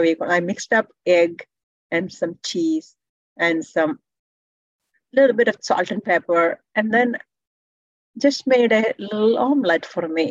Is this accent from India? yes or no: yes; India; now in Canada; I'm from India, tropical weather